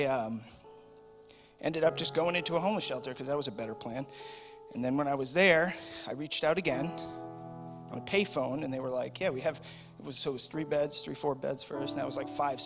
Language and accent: English; Dudley, Massachusetts, United States; I'm from Dudley